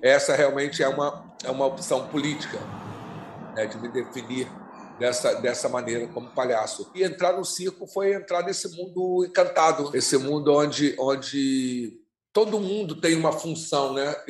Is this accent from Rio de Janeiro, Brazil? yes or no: yes; Rio de Janeiro, Brazil; eu nasci, eu nasci, quer dizer, fui criado no Dia da Rainha, eu sou então sou um palhaço negro, suburbano carioca